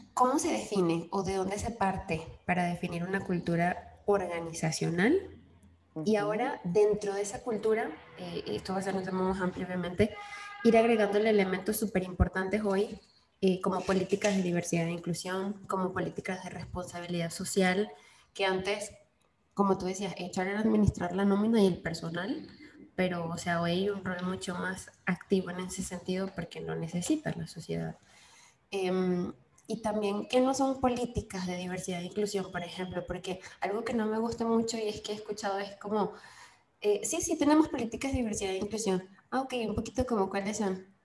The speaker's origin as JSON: {"language": "Spanish", "country": "Venezuela", "said": "los venezolanos tenemos mucho esa cuestión de señalar con la boca"}